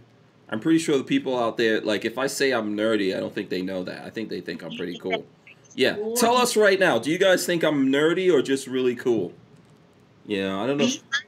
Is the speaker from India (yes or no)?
yes; India; I'm pretty sure I was excluded from that because I'm, you know, I'm Indian.